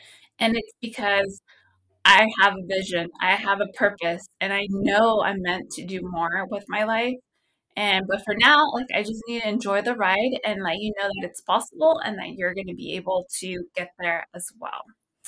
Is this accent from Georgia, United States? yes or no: no; Visalia, California, United States; So originally, I don't know if you knew, but I'm from Visalia, California. It's a really small town.